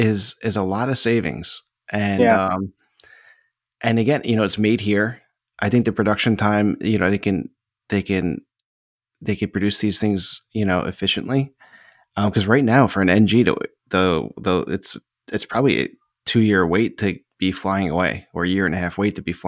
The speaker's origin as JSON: {"language": "English", "country": "United States", "said": "We're American."}